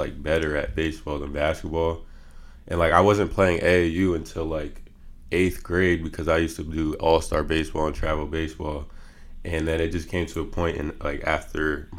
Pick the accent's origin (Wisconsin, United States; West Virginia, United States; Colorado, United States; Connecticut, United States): Connecticut, United States; Stamford; moved away as an adult; also born or lived in Indiana; Grew up in Stamford, Connecticut, born and raised